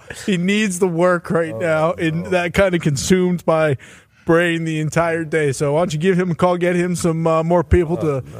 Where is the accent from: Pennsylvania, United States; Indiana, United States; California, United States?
Pennsylvania, United States; Plum; I'm from Plum too.